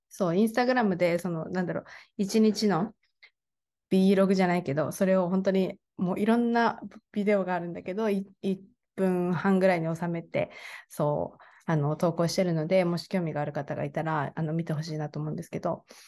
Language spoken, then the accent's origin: Japanese; Japan; also born or lived in Kaohsiung, Taiwan